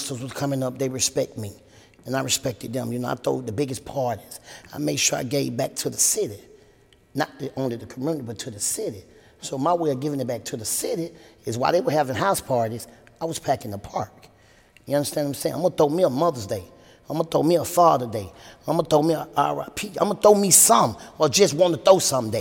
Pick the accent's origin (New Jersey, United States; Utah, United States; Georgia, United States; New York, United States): Georgia, United States; Atlanta; growing up in the South was great